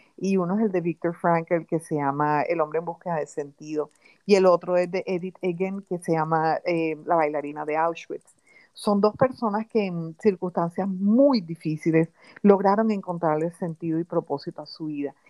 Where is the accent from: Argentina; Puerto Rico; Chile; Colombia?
Colombia; Barranquilla, Atlántico; also born or lived in London, United Kingdom; soy colombiana del alma, siempre he vivido en Colombia